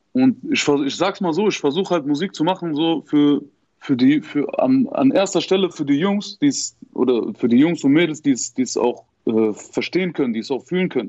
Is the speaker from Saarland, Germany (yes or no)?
yes; Saarbrücken area, Saarland, Germany; ich komme auf jeden Fall aus der Ecke, aus der Saarbrückner Ecke